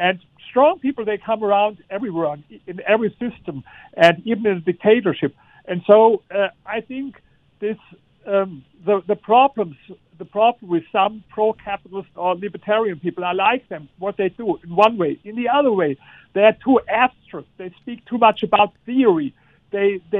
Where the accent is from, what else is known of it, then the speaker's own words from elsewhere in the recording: Germany; I come from Germany